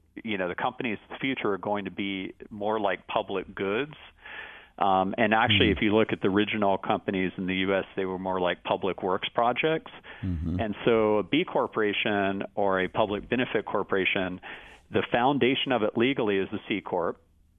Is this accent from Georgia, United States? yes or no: no; Austin, Texas, United States; And one of my huge regrets growing up in Austin is that I never saw him play live.